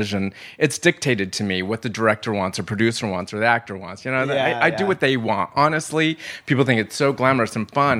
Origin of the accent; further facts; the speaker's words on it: Lakewood, California, United States; also born or lived in Los Angeles; I grew up in Lakewood, California, which was, it's just about 30 minutes outside of the Los Angeles